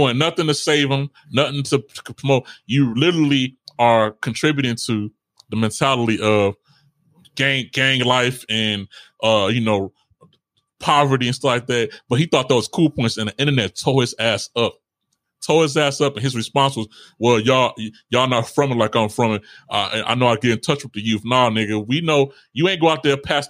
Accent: Chicago, Illinois, United States; I'm from Chicago.

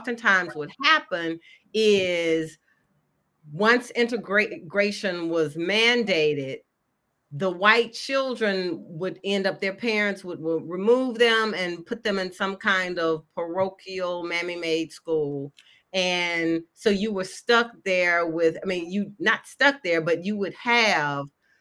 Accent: Memphis, Tennessee, United States; I grew up in Memphis, Tennessee, where I presently live

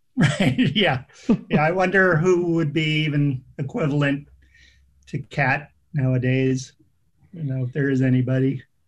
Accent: New England, United States; I grew up in New England, which is full of haunted houses

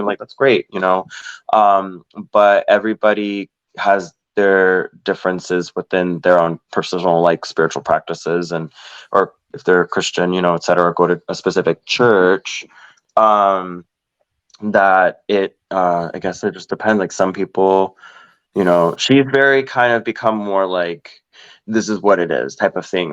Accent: Orlando, Florida, United States; born and raised in Orlando, Florida

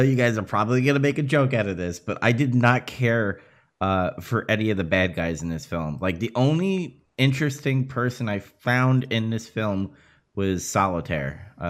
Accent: New York City, New York, United States; I am from New York.

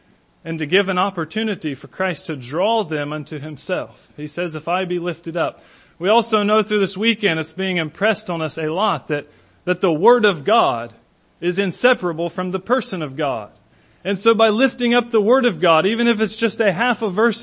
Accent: Hillsboro, United States; my hometown, a little out of the way place like Hillsboro.

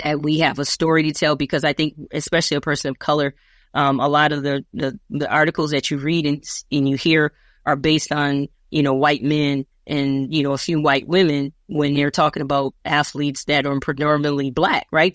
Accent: Minneapolis, Minnesota, United States; also born or lived in California; this is my hometown.

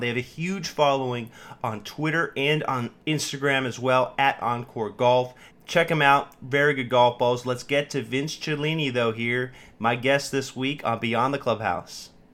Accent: Sacramento, California, United States; moved away as an adult; now in Washington, D.C., United States; I grew up in Sacramento, California

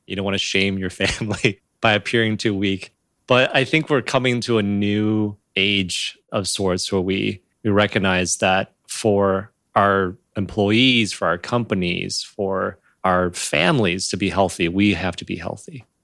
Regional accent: United States; also born or lived in China; I grew up here in the U S

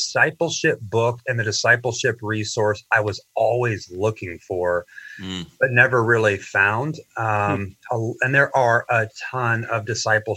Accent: St. Joseph, Missouri, United States; moved away as an adult; also born or lived in rural South Georgia; I grew up in St. Joe. It's my hometown.

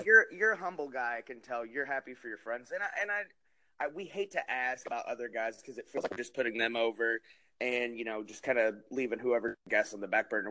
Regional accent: New Jersey, United States; moved away; also born or lived in Arkansas; I grew up in New Jersey, so I watched a lot of ECW

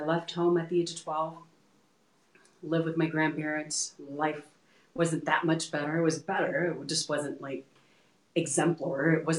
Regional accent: Texas, United States; now in Colorado, United States; So we're originally from Texas and we moved from point A to point B.

